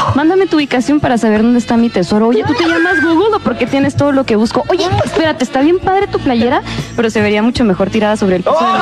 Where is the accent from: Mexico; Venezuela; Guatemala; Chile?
Guatemala; moved away; Yo soy guatemalteca